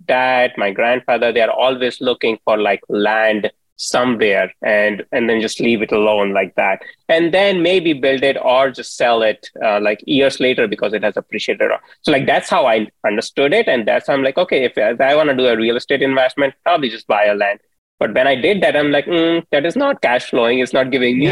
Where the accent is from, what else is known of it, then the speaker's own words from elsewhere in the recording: India; moved away; I grew up in India